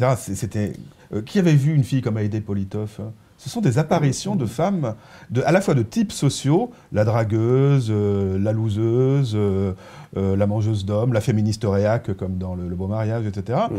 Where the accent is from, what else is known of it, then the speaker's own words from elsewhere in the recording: Provence-Alpes-Côte d'Azur, France; J'ai passé mon enfance en Provence